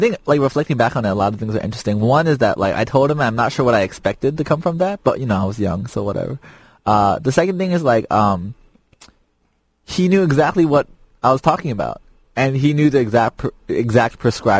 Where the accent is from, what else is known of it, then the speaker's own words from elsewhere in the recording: Chicago, Illinois, United States; moved away; I was raised in Little Italy, Chicago for a while.